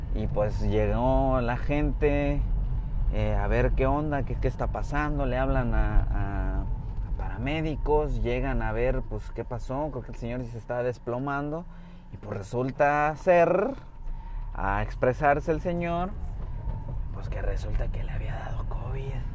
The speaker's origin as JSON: {"language": "Spanish", "town": "Puerto Vallarta", "region": "Jalisco", "country": "Mexico", "tie": "born or raised there", "lives_now": "Bahía de Banderas, Mexico", "said": "soy eh, oriundo de Puerto Vallarta, Jalisco"}